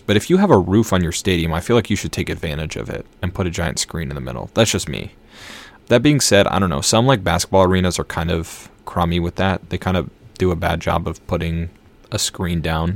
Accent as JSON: {"language": "English", "region": "Minnesota", "country": "United States", "moved": "yes", "lives_now": "Boston, United States", "said": "I live in Boston now, but I'm from Minnesota, so I'm a Vikings fan."}